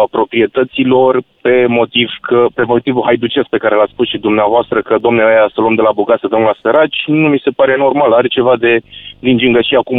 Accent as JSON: {"language": "Romanian", "region": "Bucharest", "country": "Romania", "said": "eu sunt din București."}